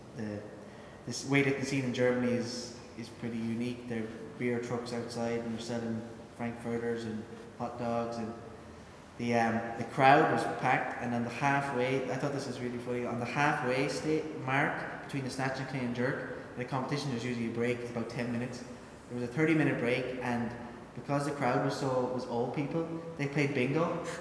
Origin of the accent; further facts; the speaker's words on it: Ireland; moved away as an adult; also born or lived in United Kingdom; I was from Ireland